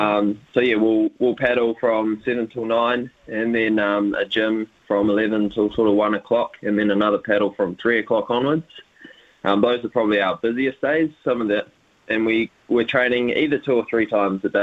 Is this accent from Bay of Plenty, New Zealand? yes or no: no; Whanganui, Manawatū-Whanganui, New Zealand; also born or lived in Wellington, New Zealand; now in Cambridge, New Zealand; I hail from Whanganui